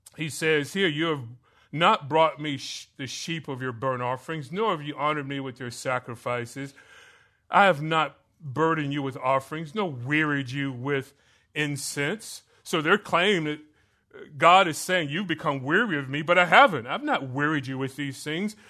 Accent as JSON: {"language": "English", "region": "Florida", "country": "United States", "tie": "born or raised there", "moved": "yes", "said": "I grew up in Florida"}